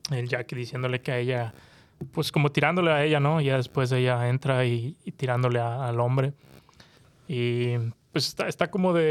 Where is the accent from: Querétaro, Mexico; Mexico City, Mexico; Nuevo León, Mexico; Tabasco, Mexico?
Nuevo León, Mexico; Monterrey; soy de Monterrey.